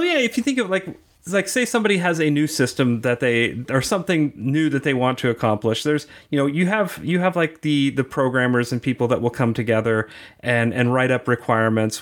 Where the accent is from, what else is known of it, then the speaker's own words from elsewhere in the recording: Kansas City, Missouri, United States; now in Kansas City, Kansas, United States; I grew up on the Missouri side, and I thought the Kansas people were, like, really weird, and now that I live on the Kansas side